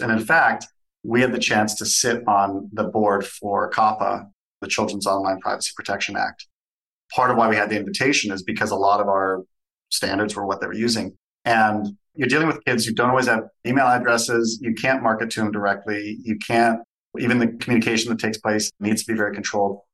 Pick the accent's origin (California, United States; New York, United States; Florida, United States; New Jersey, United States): California, United States; Southern; now in Canada; I grew up in Southern California, was Canadian by birth, but grew up there, moved back to Canada